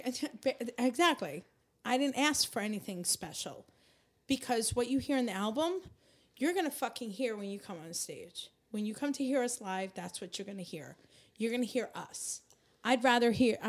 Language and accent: English; Seaford, New York, United States; also born or lived in Queens, New York; now in New Jersey, United States; I grew up in Seaford. My informative years. That's Long Island.